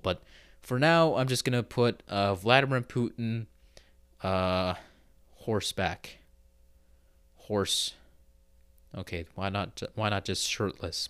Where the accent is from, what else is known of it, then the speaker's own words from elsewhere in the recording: Pacific Northwest, United States; I am an American, okay? I've said that I live in the Pacific Northwest.